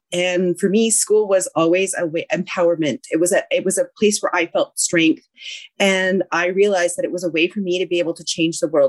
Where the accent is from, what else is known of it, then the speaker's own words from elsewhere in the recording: the Okanagan, British Columbia, Canada; moved away as an adult; also born or lived in Vancouver, Canada; my family comes from Treaty 8 territory, which is northern Alberta, but I grew up in the Okanagan.